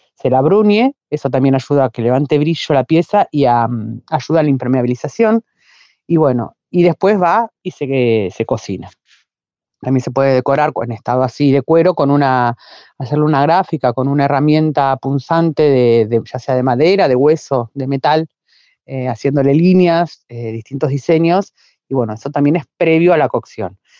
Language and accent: Spanish; La Plata, Buenos Aires Province, Argentina; Yo soy platense, eh, nací y vivo en La Plata.